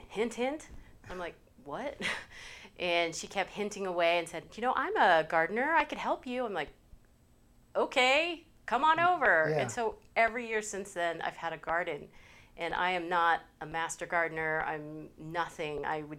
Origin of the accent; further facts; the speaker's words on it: San Diego, California, United States; moved away as an adult; also born or lived in Philadelphia; now in Colorado, United States; I am originally from California. Yeah, which part? San Diego.